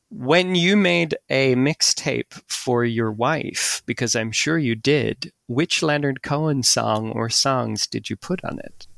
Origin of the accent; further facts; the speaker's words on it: Ireland; when I was growing up in Ireland